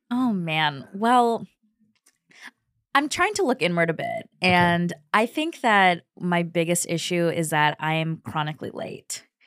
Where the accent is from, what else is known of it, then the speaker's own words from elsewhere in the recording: Kentucky, United States; I'm from Kentucky